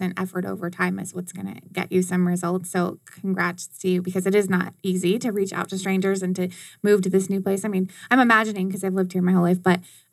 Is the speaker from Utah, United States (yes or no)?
no; Arizona, United States; I'm an Arizona native